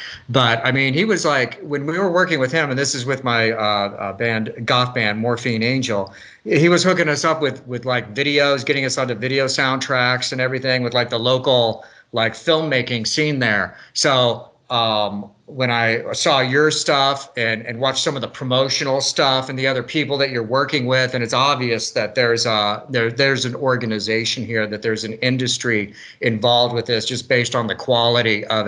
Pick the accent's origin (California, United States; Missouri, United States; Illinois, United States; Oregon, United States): Missouri, United States; Springfield; I grew up in a little town in Missouri